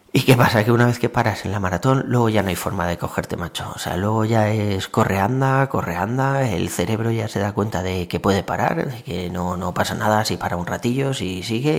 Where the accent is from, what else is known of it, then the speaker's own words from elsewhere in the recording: Valencia, Valencian Community, Spain; moved away as an adult; now in Tres Cantos, Spain; yo soy de Valencia, o sea, he estado viviendo allí toda la vida